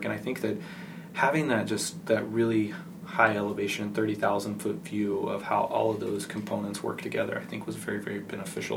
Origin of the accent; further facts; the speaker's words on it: West Texas, United States; I grew up in West Texas